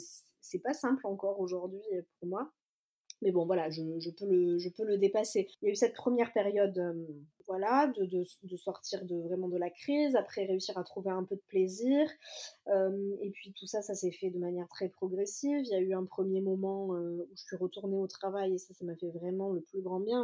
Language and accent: French; Marseille, Provence-Alpes-Côte d'Azur, France; je suis marseillaise.